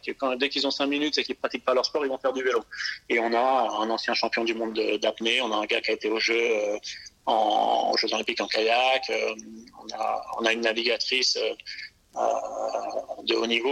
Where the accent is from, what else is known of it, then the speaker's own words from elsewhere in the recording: Alsace, Grand Est, France; moved away as an adult; now in Nice, France; je suis alsacien d'origine